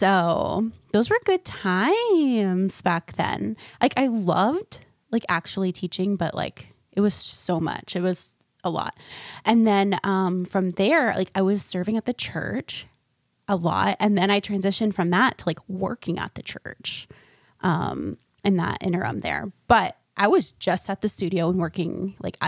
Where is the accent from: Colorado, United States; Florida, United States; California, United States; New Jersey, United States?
Florida, United States; now in North Carolina, United States; I'm from Florida